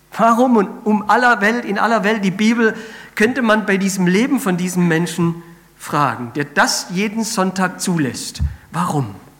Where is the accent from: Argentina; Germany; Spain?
Spain; moved away; ich bin ja in Spanien aufgewachsen